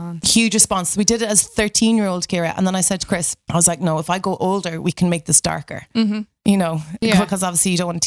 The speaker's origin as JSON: {"language": "English", "area": "Connemara", "region": "Connacht", "country": "Ireland", "tie": "born or raised there", "said": "I grew up in Connemara in a tiny little fishing village and I went to the local community school."}